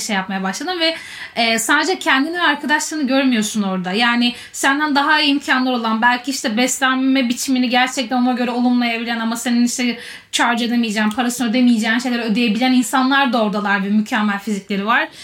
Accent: Istanbul, Turkey; ben İstanbul'da büyüdüm

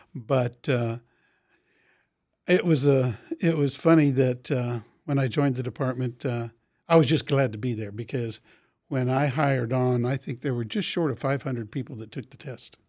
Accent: Topeka, Kansas, United States; I grew up in Oakland

